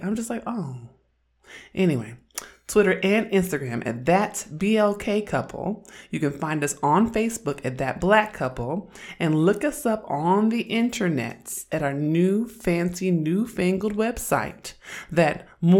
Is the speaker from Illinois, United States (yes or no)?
no; Oakland, California, United States; I'm from Oakland, and I'm an androgynous, black, lesbian feminist